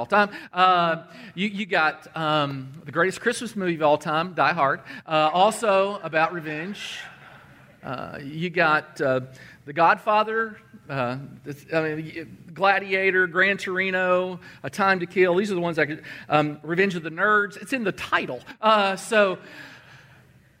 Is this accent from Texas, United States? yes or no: no; Danville, Kentucky, United States; My hometown is Danville, Kentucky. That's where I grew up.